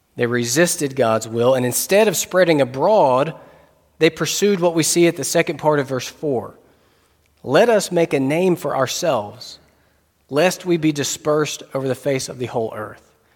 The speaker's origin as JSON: {"language": "English", "region": "North Carolina", "country": "United States", "said": "We're both English speakers and both from the same state, both from North Carolina"}